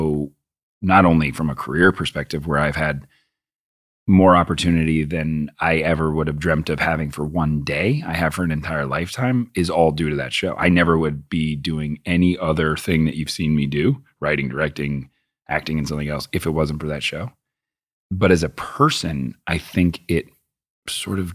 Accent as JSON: {"language": "English", "town": "Boston", "region": "Massachusetts", "country": "United States", "tie": "born or raised there", "said": "I grew up in Boston"}